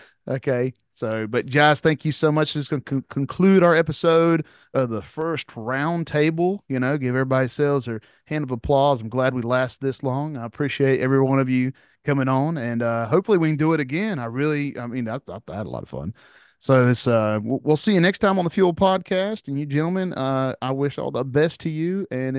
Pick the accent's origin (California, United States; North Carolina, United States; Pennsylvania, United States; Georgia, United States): North Carolina, United States; Winston-Salem; I grew up in Winston.